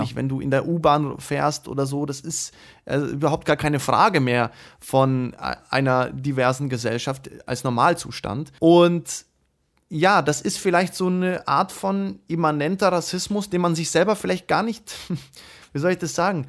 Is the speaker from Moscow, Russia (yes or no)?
yes; Moscow, Russia; now in Germany; in Moskau geboren